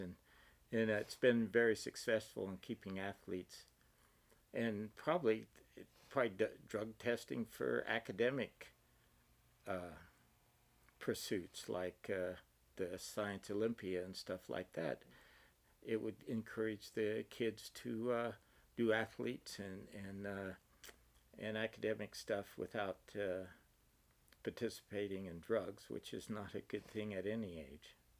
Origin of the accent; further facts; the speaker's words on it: Eastern Oregon, United States; moved away as an adult; also born or lived in Utah / Alberta, Canada; now in Socorro, United States; I grew up in Eastern Oregon on a dairy, small dairy farm